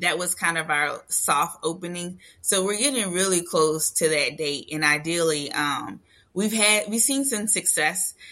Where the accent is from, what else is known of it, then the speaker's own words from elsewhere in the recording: Louisiana, United States; We're from Louisiana